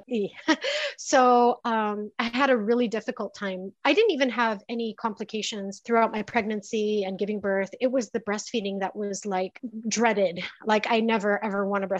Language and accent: English; Philippines; moved away as an adult; now in United States; I grew up in the Philippines and I know the Philippine entertainment industry